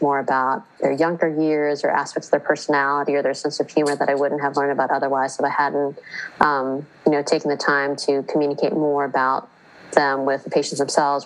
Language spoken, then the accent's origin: English; United States; first language English; I was born and raised in the United States. I only speak English